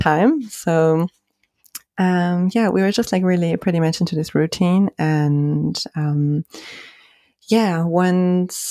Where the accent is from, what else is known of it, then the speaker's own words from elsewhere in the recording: Germany; moved away as an adult; also born or lived in Spain; when I grew up in Germany